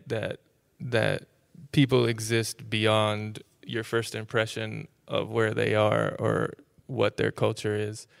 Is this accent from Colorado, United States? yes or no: no; Tulsa, Oklahoma, United States; moved away; also born or lived in Austin, Texas; I, I grew up in Tulsa, Oklahoma